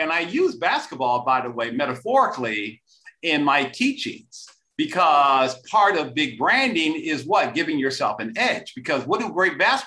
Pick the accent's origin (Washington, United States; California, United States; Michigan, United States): Michigan, United States; Detroit; I'm originally from Detroit, Michigan. Back in the days of Motown.